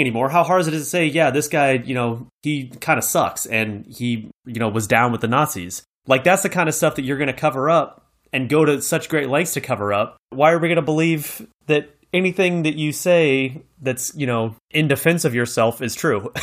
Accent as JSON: {"language": "English", "country": "United States", "said": "as an American"}